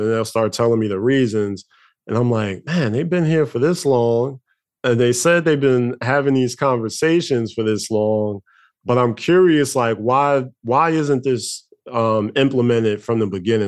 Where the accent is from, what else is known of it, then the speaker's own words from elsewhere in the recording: Newark, New Jersey, United States; where I grew up at in Newark, New Jersey